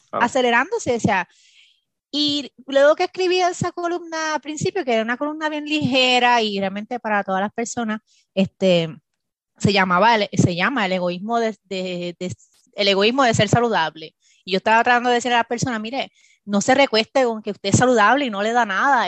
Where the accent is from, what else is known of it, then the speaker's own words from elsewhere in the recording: Bayamón, Puerto Rico; moved away as an adult; now in Maryland, United States; Yo nací en Puerto Rico, eh, me fui en Puerto Rico, en Bayamón, Puerto Rico, e hice mi bachillerato.